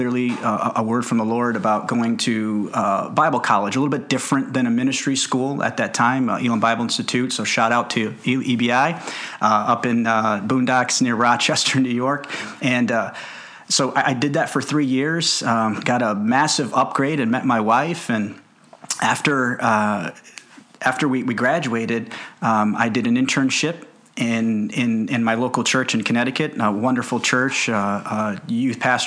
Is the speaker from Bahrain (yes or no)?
no; Karachi, Sindh, Pakistan; moved away; I was born in Karachi, Pakistan